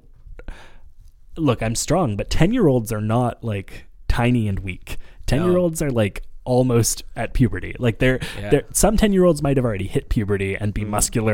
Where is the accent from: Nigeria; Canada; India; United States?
Canada; Montreal, Quebec; I'm from NDG or Montreal